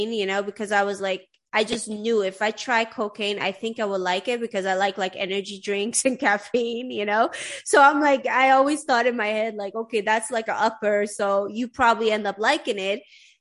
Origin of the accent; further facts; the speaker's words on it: Sweden; I grew up in Sweden